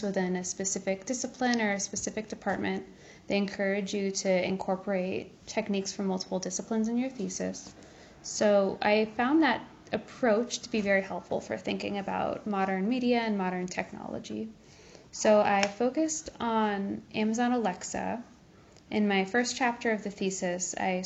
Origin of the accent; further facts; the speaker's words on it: Kansas City, United States; now in New Haven, United States; I'm originally from Kansas City